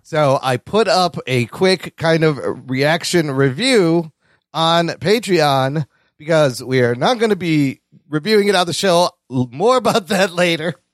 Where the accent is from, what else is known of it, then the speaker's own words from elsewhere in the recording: Chicago, Illinois, United States; born in downtown Chicago